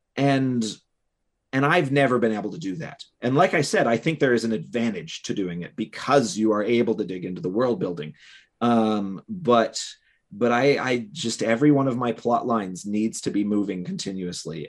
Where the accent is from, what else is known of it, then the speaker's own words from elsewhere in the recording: Cleveland, Ohio, United States; Cleveland, Ohio, which is my hometown